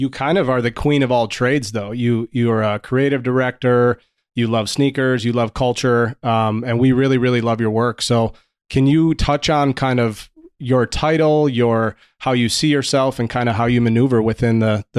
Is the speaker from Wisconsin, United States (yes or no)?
yes; Wisconsin, United States; I'm from Wisconsin. It's very cold there.